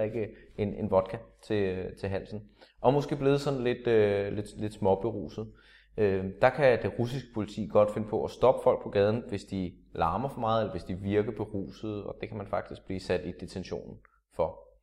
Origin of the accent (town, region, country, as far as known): Denmark